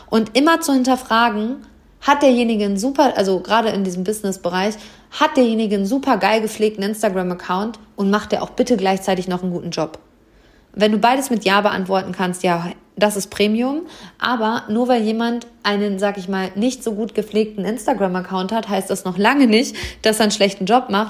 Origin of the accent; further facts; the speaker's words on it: Hameln, Lower Saxony, Germany; Und am Freitag ist hier in Hammel, meiner Heimatstadt, die Lesung mit Britta Buchholz